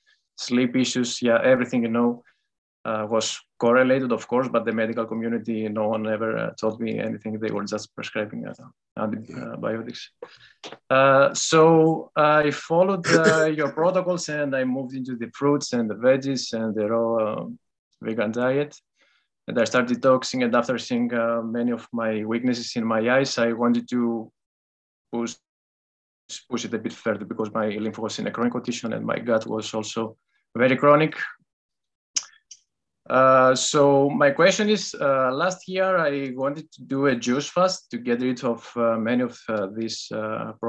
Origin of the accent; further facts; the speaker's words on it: Greece; English is a second language; moved away as an adult; now in Netherlands; Greece. Yes, I was originally born in Greece, but I live in the Netherlands for the last 2 years or so.